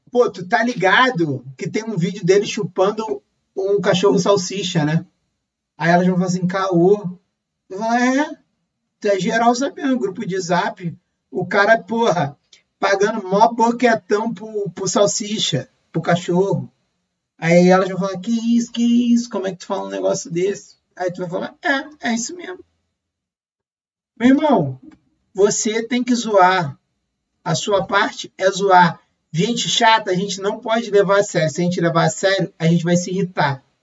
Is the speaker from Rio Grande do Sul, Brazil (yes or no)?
no; Rio de Janeiro, Brazil; porque eu sou carioca, né?